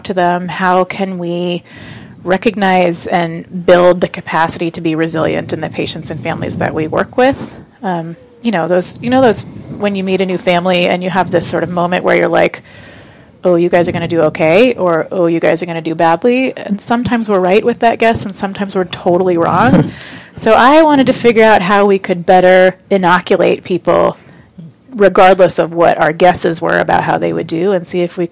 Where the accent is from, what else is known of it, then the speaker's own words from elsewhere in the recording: Oakland, California, United States; moved away as an adult; also born or lived in New York City; now in Seattle, United States; I grew up in California, in Oakland